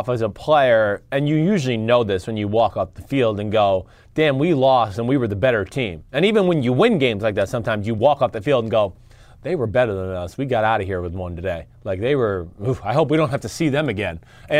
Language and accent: English; Boston, Massachusetts, United States; I'm from Boston. I'm not taking any of this shit, your steel meals and all that shit. I'm coming there. Boston hard. Wicked cold out there.